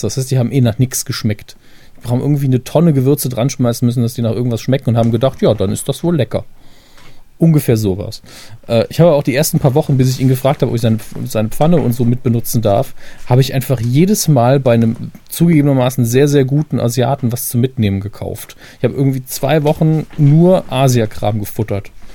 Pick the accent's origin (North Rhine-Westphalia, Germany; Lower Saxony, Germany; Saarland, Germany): Saarland, Germany; als Saarländer